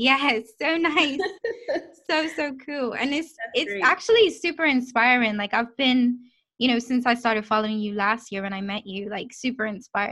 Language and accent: English; Bermuda; I grew up like in the 90s and early 2000s